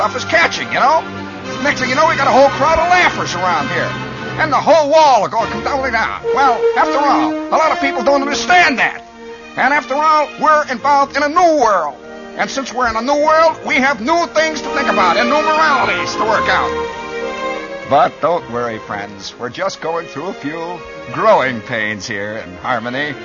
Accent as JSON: {"language": "English", "region": "Midwest", "country": "United States", "tie": "born or raised there", "said": "I come from the Midwest"}